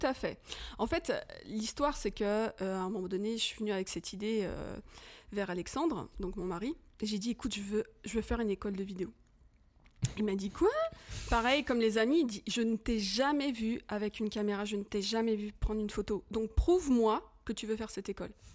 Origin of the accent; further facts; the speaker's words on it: France; moved away as an adult; now in Switzerland; je suis française d'origine, mais ça fait plus de 23 ans hein, que, j'habite en Suisse